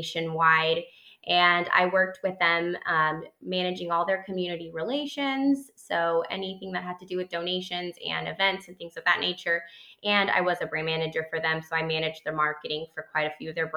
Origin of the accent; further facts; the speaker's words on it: El Salvador; now in Houston, United States; So I actually grew up abroad. I grew up in Latin America.